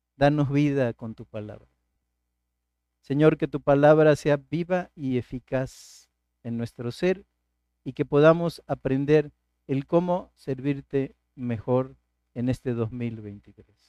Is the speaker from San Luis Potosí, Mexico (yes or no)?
no; Martínez de la Torre, Veracruz, Mexico; desde mi niñez en mi pueblo, en Martínez de la Torre